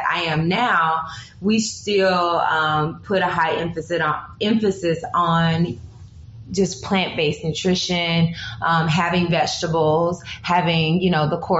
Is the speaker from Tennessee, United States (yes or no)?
yes; Humboldt, Tennessee, United States; growing up as a small town girl, growing up in Humble, Tennessee, which is the deep south